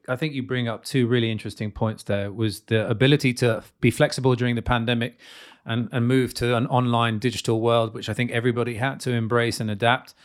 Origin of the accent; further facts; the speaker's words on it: United Kingdom; now in Slovakia; I'm British.